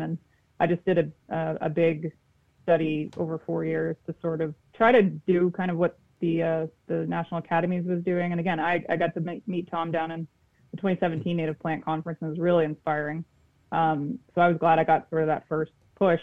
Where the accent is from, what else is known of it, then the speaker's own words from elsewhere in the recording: Peterborough, Ontario, Canada; moved away as an adult; now in Fredericton, Canada; I grew up in Southern Ontario